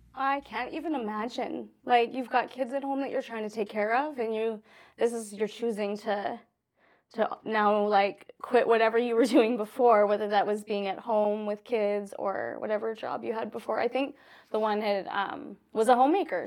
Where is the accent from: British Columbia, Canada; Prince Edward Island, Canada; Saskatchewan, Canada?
Saskatchewan, Canada; I grew up in Saskatchewan. I grew up in the prairies